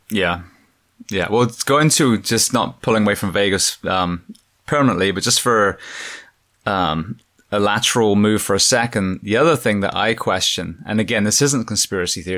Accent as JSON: {"language": "English", "region": "England", "country": "United Kingdom", "tie": "born or raised there", "moved": "yes", "said": "growing up in England, we had the I R"}